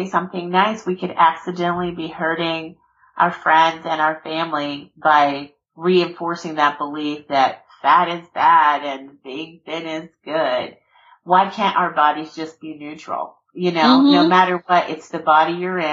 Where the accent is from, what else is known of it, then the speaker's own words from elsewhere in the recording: South Georgia, United States; I'm born and raised, you know, I'm from Georgia, from South Georgia.